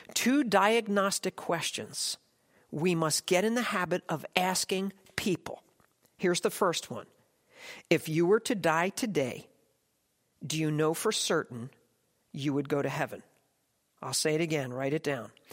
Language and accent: English; United States; I'm an American